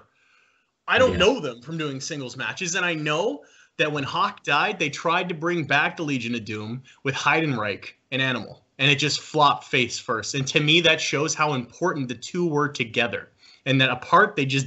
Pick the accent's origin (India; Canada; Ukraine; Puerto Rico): Canada; a Canadian boy